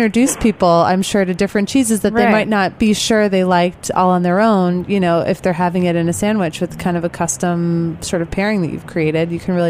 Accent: Illinois, United States; I grew up in the Midwest also. I grew up in Illinois, and, you know, so I grew up eating cheese curds because all my relatives lived in Wisconsin

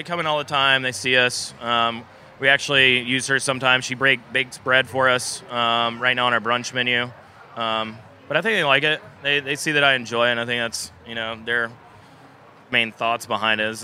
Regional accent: Clemson, South Carolina, United States; also born or lived in Charleston, South Carolina; I grew up in the small town of Clemson, South Carolina

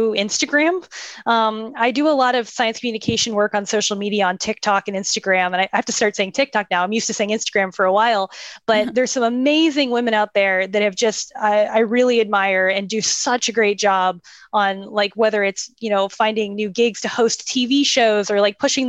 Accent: Tampa, Florida, United States; moved away as an adult; now in Houston, United States; my hometown, from Tampa, Florida.

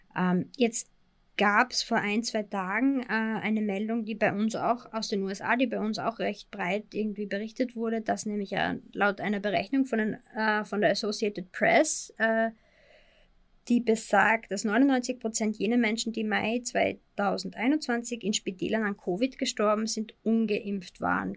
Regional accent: Austria; Bei uns in Österreich

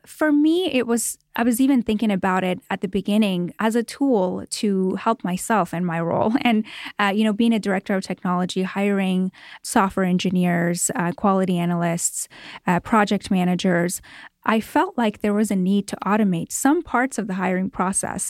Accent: Toronto, Ontario, Canada; moved away as an adult; now in Los Angeles, United States; I grew up in Toronto, Canada, and moved here about eleven years ago to Los Angeles

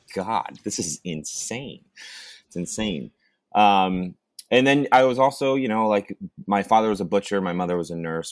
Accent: Watkins Glen, New York, United States; moved away as an adult; also born or lived in Ithaca, New York; now in Santa Barbara, United States; growing up in Watkins, and then um, you know, I went to uh, after I after I graduated high school, I moved to Ithaca

